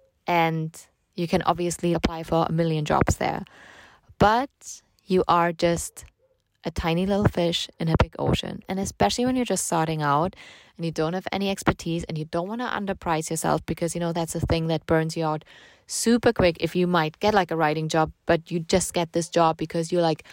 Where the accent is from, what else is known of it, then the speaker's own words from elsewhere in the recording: Germany; I'm from Germany